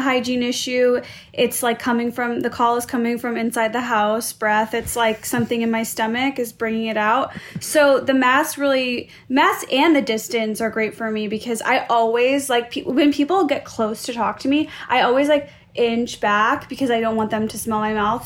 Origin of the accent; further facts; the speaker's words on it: Skokie, Illinois, United States; I grew up in Skokie